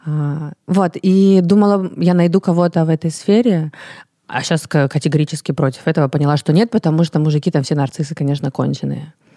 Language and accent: Russian; Russia; also born or lived in Paris; я русская